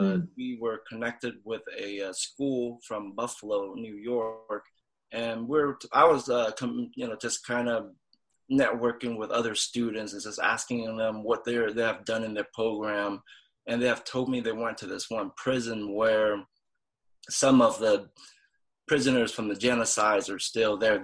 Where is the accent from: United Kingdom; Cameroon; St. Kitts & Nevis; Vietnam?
Vietnam; I'm from Vietnam